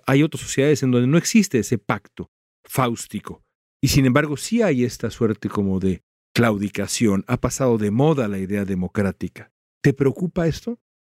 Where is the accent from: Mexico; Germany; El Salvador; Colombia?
Mexico; a mí como mexicano